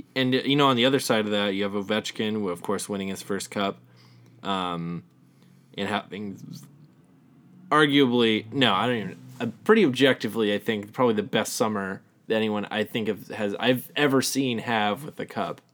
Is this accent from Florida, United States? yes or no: no; Southern California, United States; We're both from Southern California